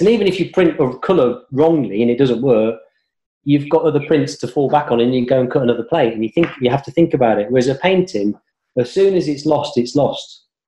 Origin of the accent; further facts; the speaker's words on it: Coventry, West Midlands, United Kingdom; now in London, United Kingdom; I was brought up in Coventry